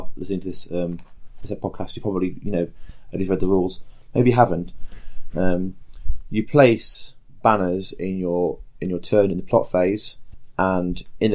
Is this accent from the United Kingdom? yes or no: yes; England, United Kingdom; We can't do anything about Aspie talking or being English, though. That's kind of locked into us